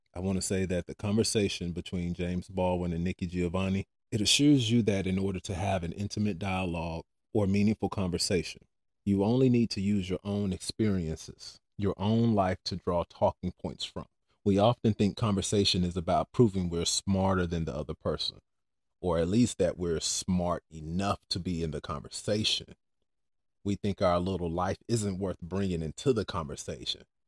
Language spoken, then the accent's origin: English; Cameroon; now in United States; I come from Cameroon.